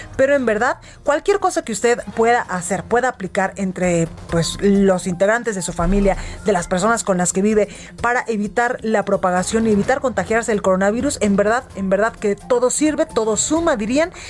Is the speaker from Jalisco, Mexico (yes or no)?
yes; Guadalajara, Jalisco, Mexico; now in Mexico City, Mexico; mi tierra, allá a Guadalajara, Jalisco